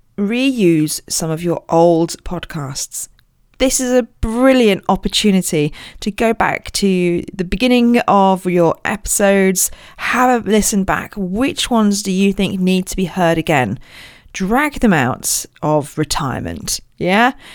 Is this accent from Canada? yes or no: no; Royal Berkshire, South East England, United Kingdom; I was born in Royal Berkshire